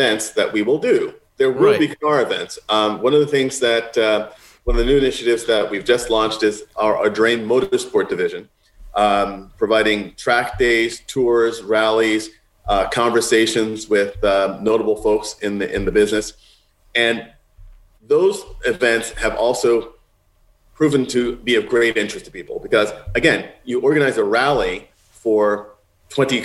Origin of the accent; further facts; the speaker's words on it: New York City, New York, United States; moved away as an adult; also born or lived in California; now in Rhode Island, United States; I grew up in Manhattan and in Queens